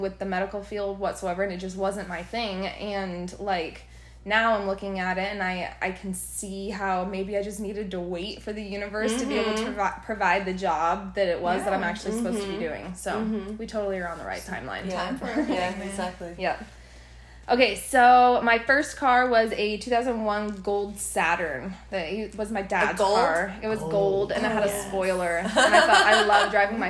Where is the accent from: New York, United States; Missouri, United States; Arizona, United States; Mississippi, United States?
Arizona, United States; also born or lived in California; I was born in California but raised in Arizona, which is where I still live